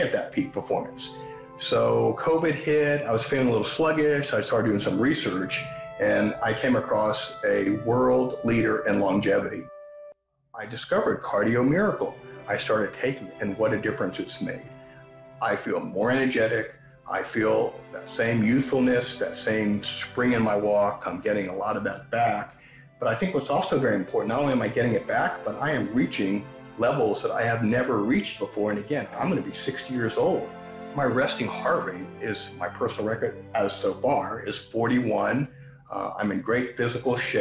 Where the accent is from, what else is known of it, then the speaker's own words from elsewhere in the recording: Seattle, Washington, United States; I'm from the Seattle area